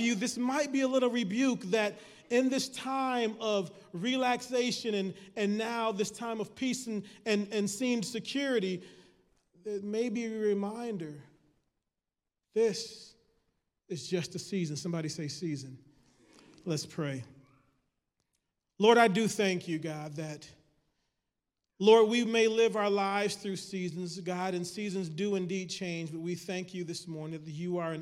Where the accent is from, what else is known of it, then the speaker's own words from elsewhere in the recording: Michigan, United States; I'm from Michigan